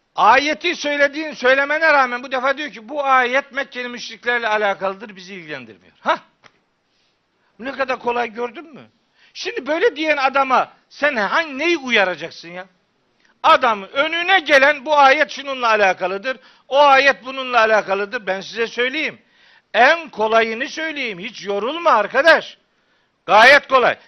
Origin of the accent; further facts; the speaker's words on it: Çaykara, Trabzon, Turkey; moved away; also born or lived in Of; ben Çaykaralıyım